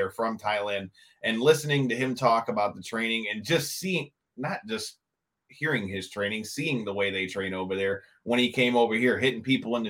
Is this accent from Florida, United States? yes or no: no; Detroit, Michigan, United States; I'm from Detroit